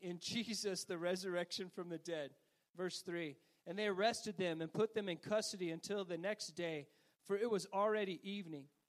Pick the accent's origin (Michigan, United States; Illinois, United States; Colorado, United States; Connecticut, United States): Colorado, United States; Ordway; growing up in Ordway, Colorado